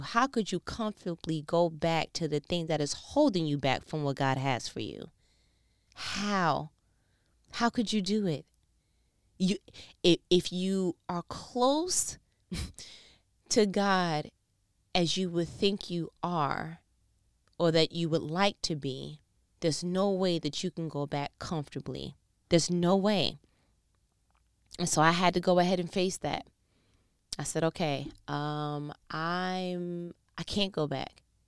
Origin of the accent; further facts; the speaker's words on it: New York, United States; I'm from New York